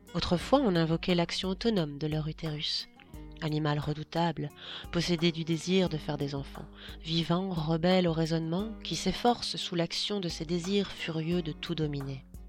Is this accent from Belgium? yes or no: yes; Belgium; Je suis belge